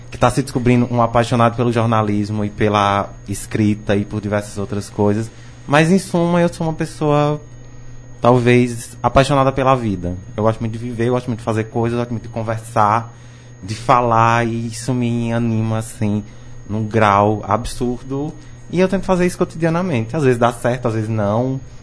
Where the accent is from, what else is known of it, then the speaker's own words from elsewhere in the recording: Northeast Region, Brazil; enquanto nordestino